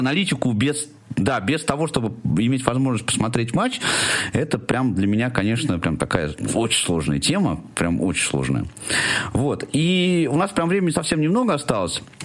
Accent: Tula, Tula Oblast, Russia; моего любимого города, откуда я родом

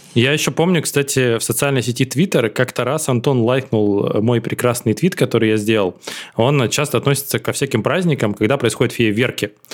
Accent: Cherepovets, Vologda Oblast, Russia; moved away as an adult; я потом уехал из Череповца

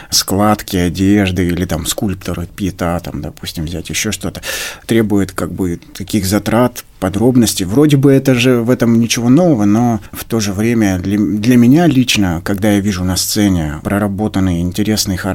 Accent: Baranchinsky, Sverdlovsk Oblast, Russia; born there; А, я родился на Урале, в небольшом поселке, поселок Барянчинский, это недалеко от Нижнего Тагила.

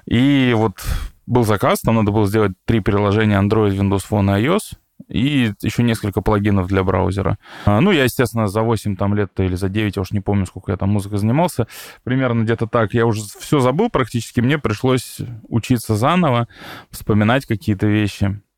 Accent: Tomsk, Tomsk Oblast, Russia; я и сам из Томска, и там есть такой вот Томский университет систем управления радиоэлектроники, ТУСУР

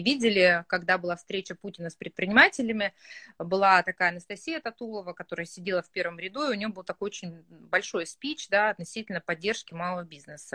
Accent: Yekaterinburg, Sverdlovsk Oblast, Russia; я сама из Екатеринбурга

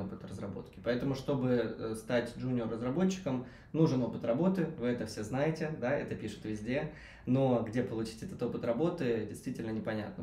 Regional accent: Belgorod, Belgorod Oblast, Russia; moved away; я сам из Белгорода, который, собственно, к Воронежу не так уж и далеко

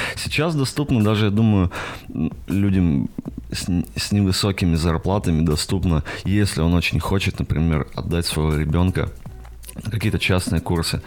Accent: a small town in the south of Perm Krai, Russia; now in Perm, Russia; живу сейчас в Перми, вообще из еще более маленького города на юге Пермского края

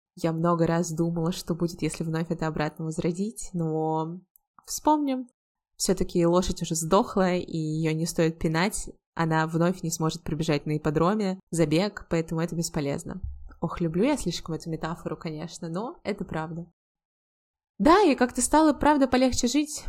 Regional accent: Volgograd, Volgograd Oblast, Russia; also born or lived in United States / Georgia; now in Saint Petersburg, Russia; был еще один переезд сначала в родный город Волгоград

